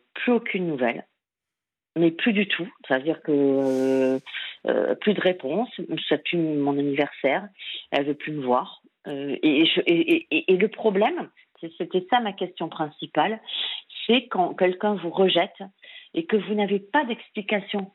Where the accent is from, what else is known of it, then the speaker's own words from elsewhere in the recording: Lot, Occitania, France; je suis originaire du Lot et là je suis à Biarritz